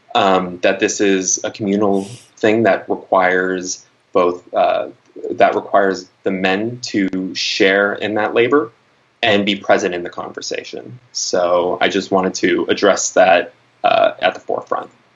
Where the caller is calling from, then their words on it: Los Angeles, California, United States; I'm calling from Los Angeles.